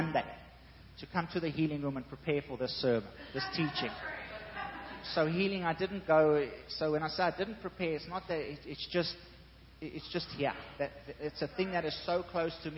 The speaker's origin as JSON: {"language": "English", "country": "South Africa", "said": "I'm South African."}